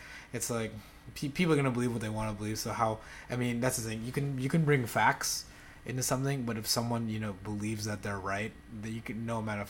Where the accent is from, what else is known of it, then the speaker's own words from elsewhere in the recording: Philippines; moved away; growing up in the Philippines